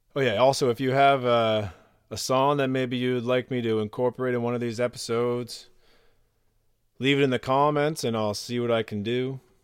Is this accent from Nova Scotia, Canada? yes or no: yes; Nova Scotia, Canada; I'm from Nova Scotia, Canada.